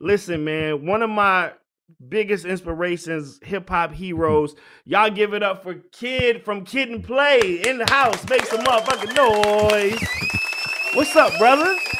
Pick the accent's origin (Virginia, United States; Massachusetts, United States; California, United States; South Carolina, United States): Virginia, United States; I grew up in Virginia